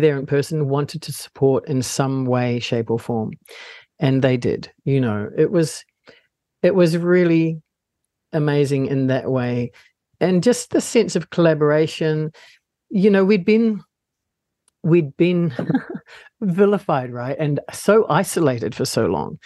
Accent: Palmerston North, Manawatū-Whanganui, New Zealand; I was born and raised in Palmerston North

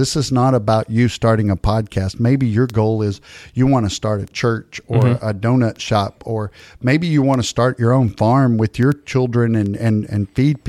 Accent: East Texas, United States; I'm from East Texas, and we say "gonna."

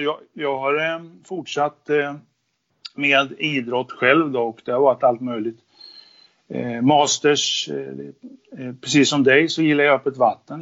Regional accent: Linköping, Östergötland, Sweden; now in Haninge, Sweden; Född och uppvuxen i Linköping.

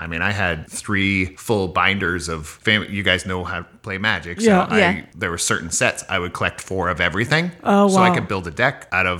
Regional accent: Columbus, Montana, United States; moved away as an adult; also born or lived in Billings, Montana / Tacoma, Washington; now in Sacramento, United States; Raised as a kid mostly in Columbus, Montana, which is about 40 miles this side of Billings. Town of 1,500 people population.

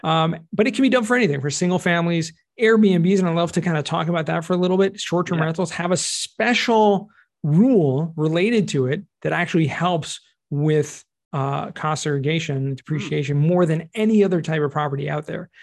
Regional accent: California, United States; moved away as an adult; now in Israel; originally right. from California

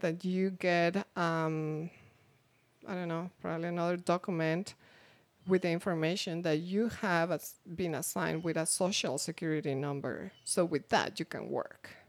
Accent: Mexico; English is a second language; moved away as an adult; now in United States; I'm coming from Mexico. I already have my degree.

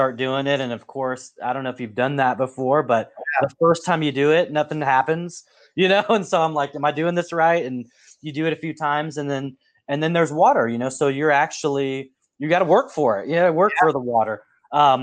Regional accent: Portland, Oregon, United States; where I grew up in the Pacific Northwest. I grew up in Portland

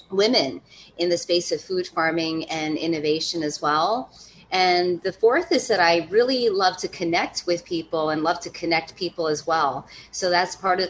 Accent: East Coast, United States; also born or lived in Hudson Valley, New York; I come from the East Coast.

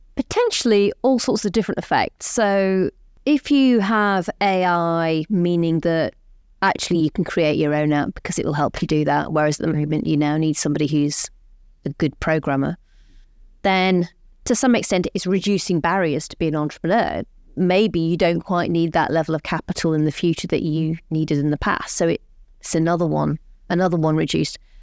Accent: Rotherham, Yorkshire and the Humber, United Kingdom; moved away; I'm growing up in Rotherham.

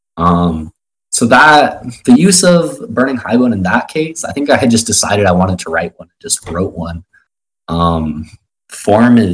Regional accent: Arizona, United States; I grew up in Arizona, like, positively surrounded by, like, right-wing libertarians

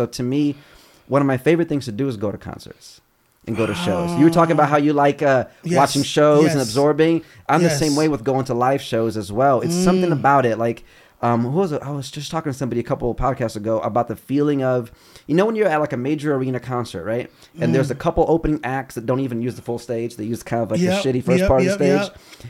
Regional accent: Chicago, Illinois, United States; also born or lived in Brazil / Cleveland / Kentucky / New York; now in Los Angeles, United States; And then from Cleveland to Kentucky. And then from Kentucky to Chicago. And then I grew up in Chi.

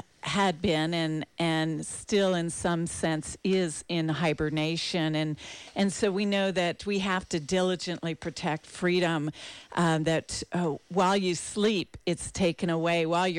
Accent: East Coast, United States; And I grew up on the East Coast for the most part, and so was surrounded by the historical battle sites of Gettysburg and Yorktown and the places, all the monuments.

